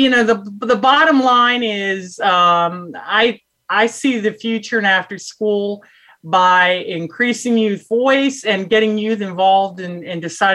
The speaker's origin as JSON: {"language": "English", "town": "Washington", "region": "District of Columbia", "country": "United States", "tie": "born or raised there", "said": "I'm originally from Washington, D.C., one of the few natives of D.C."}